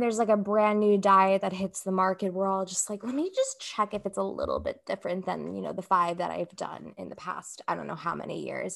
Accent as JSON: {"language": "English", "country": "United States", "tie": "born or raised there", "said": "I come from, like, a Brazilian background, and I grew up here in the States"}